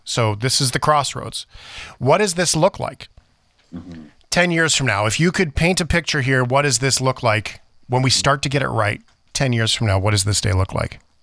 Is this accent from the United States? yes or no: no; Flin Flon, Manitoba, Canada; I was born in Flin Flon